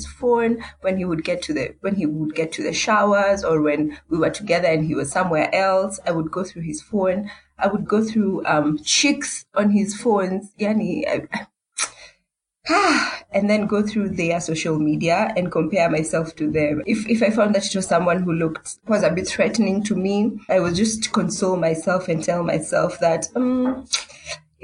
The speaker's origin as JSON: {"language": "English", "region": "Nairobi", "country": "Kenya", "said": "I'm from Nairobi, Kenya"}